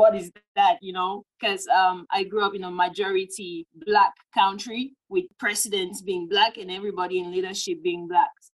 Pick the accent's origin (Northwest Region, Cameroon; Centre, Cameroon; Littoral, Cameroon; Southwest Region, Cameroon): Northwest Region, Cameroon; Bamenda; moved away as an adult; now in United States; I grew up specifically in Bamenda, one of the English-speaking regions in Cameroon